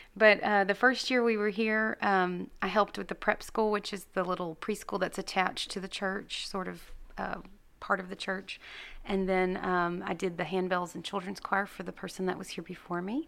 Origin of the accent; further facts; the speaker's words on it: Gladewater, Texas, United States; I grew up in First Christian Gladewater